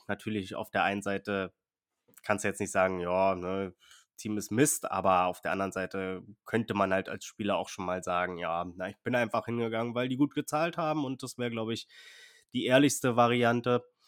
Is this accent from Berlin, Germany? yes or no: yes; Berlin, Germany; Ich bin auch in der Straße aufgewachsen in Berlin